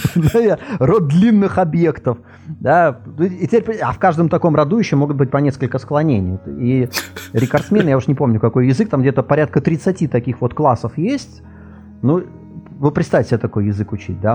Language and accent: Russian; Latvia; first language Russian; я из Латвии